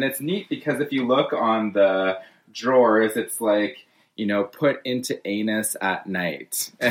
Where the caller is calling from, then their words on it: Alberta, Canada; So I'm calling from Treaty 6, just outside of Edmonton.